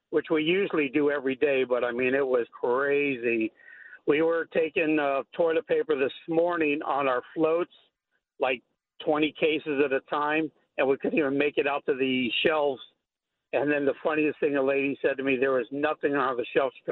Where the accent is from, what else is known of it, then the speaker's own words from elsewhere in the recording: Florida, United States; moved away; I'm from Florida, so I'm used to hurricanes and stocking up and everything.